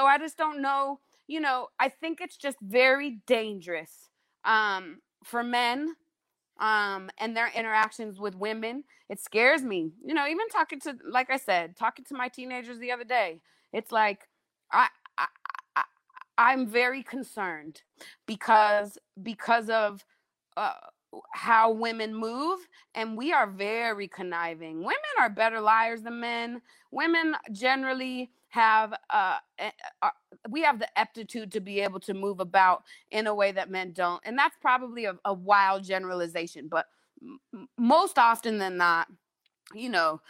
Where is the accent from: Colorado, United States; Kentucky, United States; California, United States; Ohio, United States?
Colorado, United States; Denver; now in Southern United States; I came down from Denver to the South and they call me a Northerner down here.